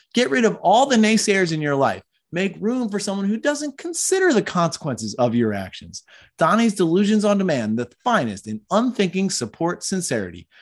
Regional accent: Philadelphia, Pennsylvania, United States; I grew up in Philadelphia

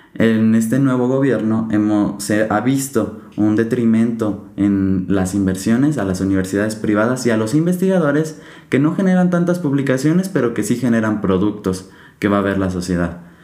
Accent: Mexico; como mexicanos no podemos ver

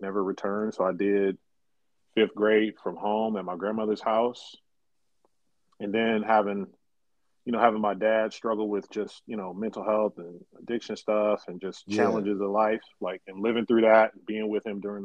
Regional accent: Fresno, California, United States; moved away; born and raised in Fresno, California.

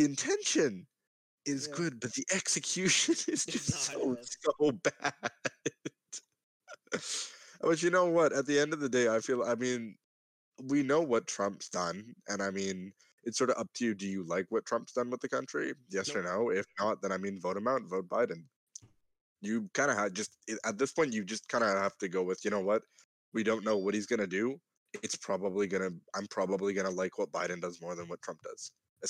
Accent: Canada; I'm Canadian

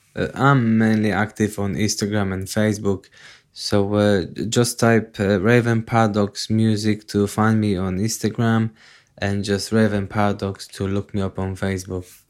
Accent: Poland; moved away; I'm originally from Poland

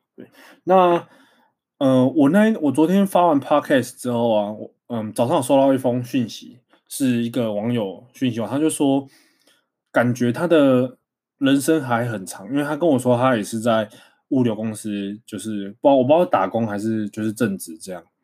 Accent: Taiwan; 身为台湾人

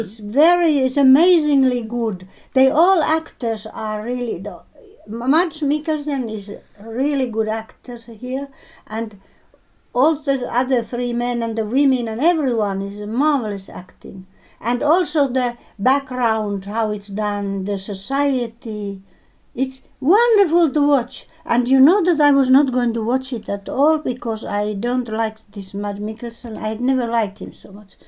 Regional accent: Finland

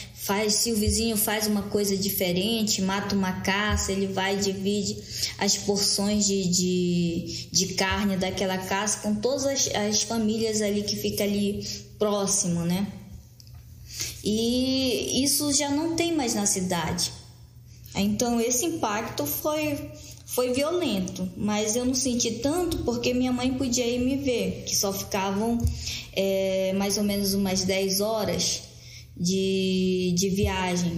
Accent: Maués, Amazonas, Brazil; Eu sou do município de Maués, Amazonas, que fica no Baixo Amazonas.

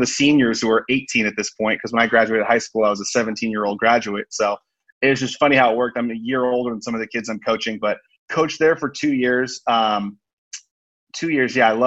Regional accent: Sacramento, California, United States; I grew up in the Sacramento area

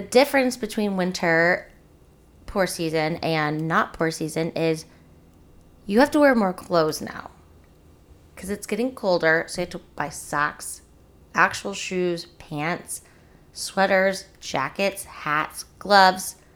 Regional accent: Springfield, Missouri, United States; I'm from Springfield

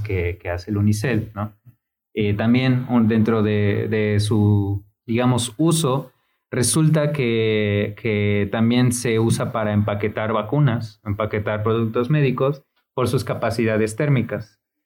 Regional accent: Mexico City, Mexico; now in Puebla, Mexico; yo soy de Ciudad de México, cuando llegué a Puebla

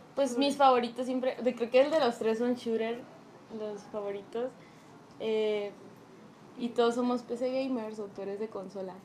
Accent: Mazatlán, Sinaloa, Mexico; moved away; los tres venimos de Mazatlán

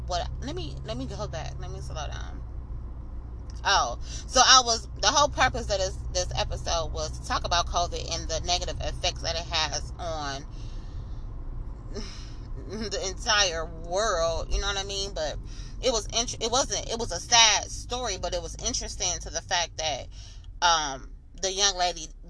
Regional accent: Flint, Michigan, United States; I'm from Flint, I'm from Michigan

